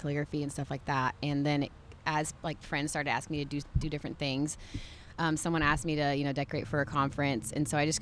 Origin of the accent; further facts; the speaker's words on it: San Diego, California, United States; moved away; also born or lived in Texas; I grew up in San Diego, and then we moved